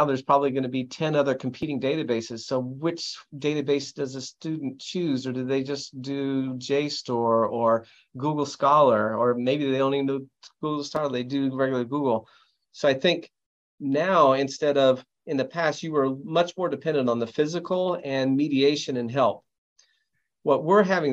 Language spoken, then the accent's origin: English; near Champaign-Urbana, Illinois, United States; moved away as an adult; also born or lived in Chicago / Montreal, Canada; now in Waco, United States; I grew up near Champaign, Urbana in Illinois